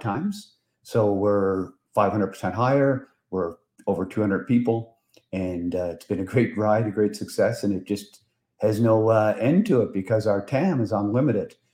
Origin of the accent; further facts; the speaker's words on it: Prince Edward Island, Canada; moved away as an adult; also born or lived in New Brunswick; now in Ottawa, Canada; So I'm from Prince Edward Island, and I went to UPEI